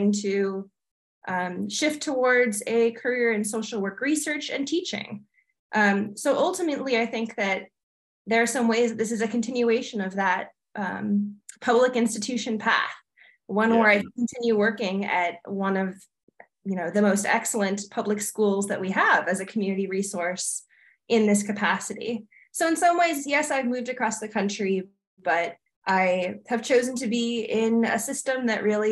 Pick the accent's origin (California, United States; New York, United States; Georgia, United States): California, United States; coastal; moved away as an adult; now in Albany, United States; I'm coming from California, where I've lived in coastal California for all of my life